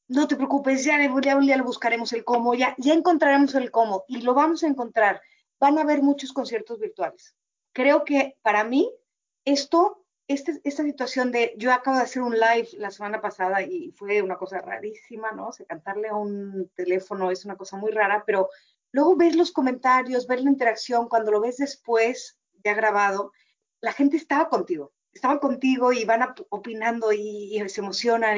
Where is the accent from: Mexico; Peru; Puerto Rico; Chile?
Mexico; Uno como mexicano